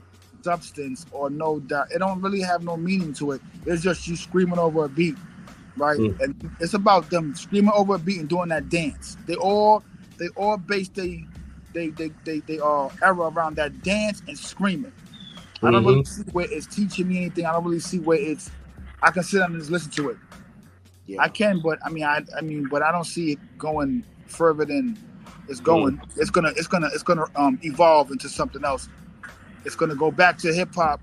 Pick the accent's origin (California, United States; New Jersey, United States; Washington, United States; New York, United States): New York, United States; New York City; I'm from the Bronx